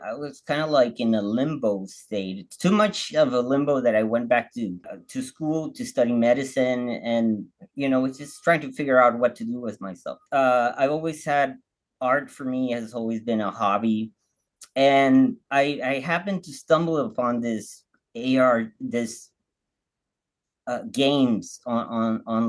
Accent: Baja California, Mexico; I'm from Mexico. I'm from Baja, really close to the border. So I grew up speaking English

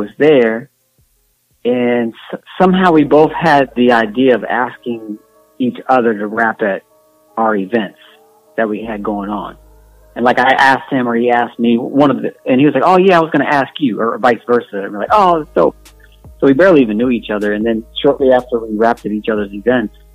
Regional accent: Indiana, United States; I'm from Indiana.

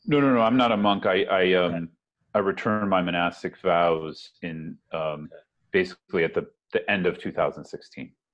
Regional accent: San Francisco Bay Area, California, United States; moved away as an adult; also born or lived in Berkeley, California / Boston; now in Brooklyn, United States; I grew up in the San Francisco Bay Area

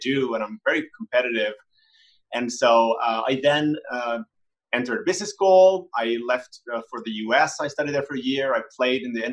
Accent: Helsinki, Uusimaa, Finland; I'm also from Helsinki, Finland

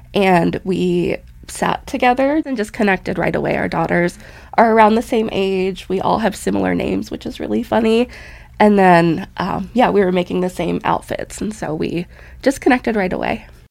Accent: Butte, Montana, United States; I grew up in Butte, Montana, and my parents raised us there

